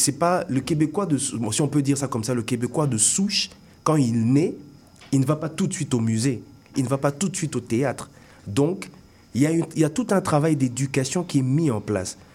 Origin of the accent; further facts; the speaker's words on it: Kinshasa, DR Congo; moved away as an adult; also born or lived in Bandundu / Katanga; now in Montreal, Canada; oui, je vis ici aujourd'hui, mais j'ai grandi euh, au Congo